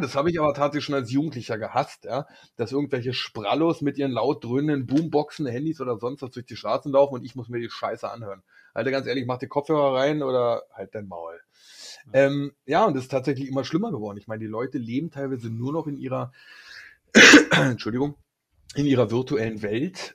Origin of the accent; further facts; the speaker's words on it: Berlin, Germany; ich bin Urberliner